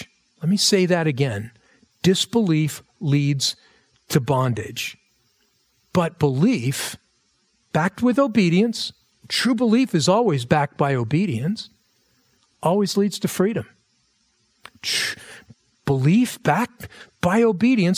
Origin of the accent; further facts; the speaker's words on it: United States; for us as American Christians.